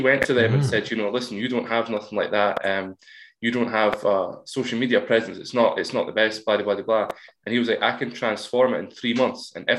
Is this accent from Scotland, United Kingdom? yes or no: yes; Scotland, United Kingdom; we're from Scotland.